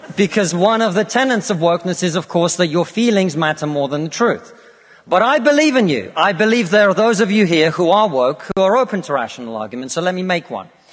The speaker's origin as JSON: {"language": "English", "country": "Russia", "moved": "yes", "lives_now": "United Kingdom"}